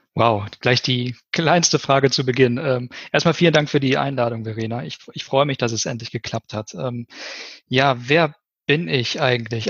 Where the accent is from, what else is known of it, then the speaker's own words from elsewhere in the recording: Ennepe-Ruhr region, North Rhine-Westphalia, Germany; moved away as an adult; also born or lived in Siegen; Habe so meine Heimat ganz gut kennengelernt